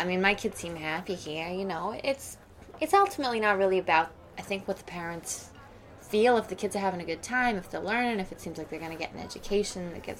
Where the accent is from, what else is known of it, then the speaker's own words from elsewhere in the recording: New York, United States; I was raised in New York